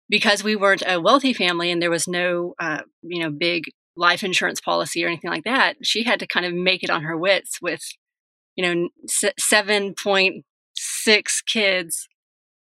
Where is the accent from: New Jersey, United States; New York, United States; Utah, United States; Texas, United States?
Texas, United States; Dallas; also born or lived in San Miguel de Allende, Mexico / Seattle / Portland; now in Austin, United States; Texas. I was born and raised here with a few chapters outside of Texas.